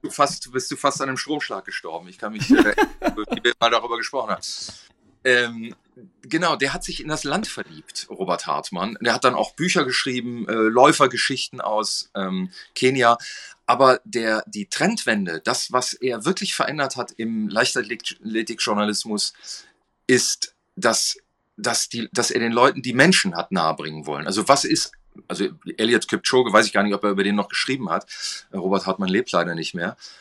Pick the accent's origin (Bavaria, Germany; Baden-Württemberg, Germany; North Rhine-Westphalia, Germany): North Rhine-Westphalia, Germany; Ich bin in Westfalen äh, aufgewachsen